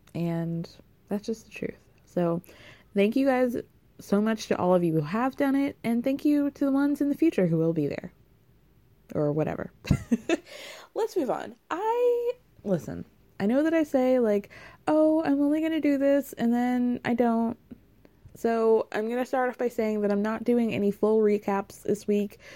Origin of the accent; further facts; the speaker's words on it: New York, United States; as a New Yorker